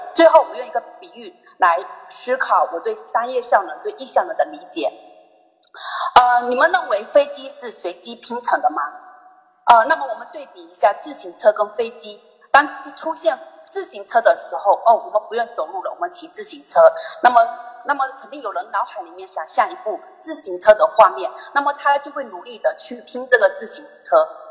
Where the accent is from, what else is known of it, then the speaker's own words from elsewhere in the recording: Zhangzhou, Fujian, China; 我是来自漳州的